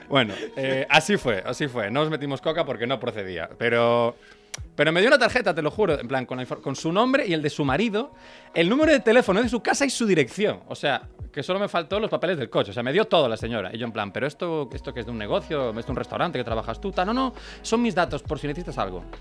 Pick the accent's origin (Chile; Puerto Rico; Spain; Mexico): Spain; Salamanca, Castile and León; born there; Nacional, sí, sí. Yo nací en Salamanca.